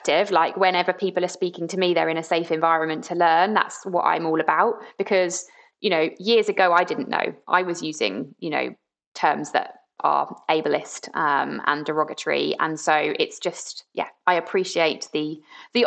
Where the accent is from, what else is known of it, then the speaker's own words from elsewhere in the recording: Brighton, South East England, United Kingdom; I grew up in Brighton, and it's a pretty inclusive place to be